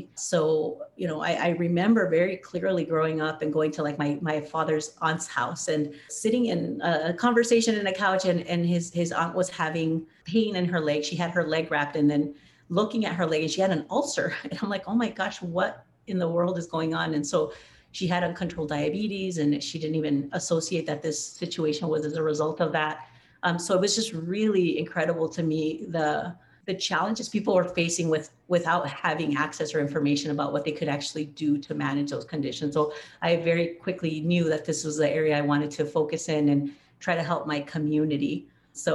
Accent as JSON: {"language": "English", "town": "Nogales", "region": "Arizona", "country": "United States", "tie": "born or raised there", "also_born_or_lived": "California", "said": "I grew up in Nogales, Arizona, which is right on the Mexican-American border, and I grew up there. My family is from Mexico, from Sonora, so it's the northernmost state of Mexico. So we ended up moving there because I was actually born in California."}